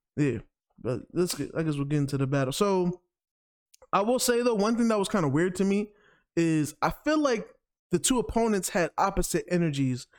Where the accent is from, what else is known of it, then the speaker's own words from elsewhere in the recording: New York, United States; as a New Yorker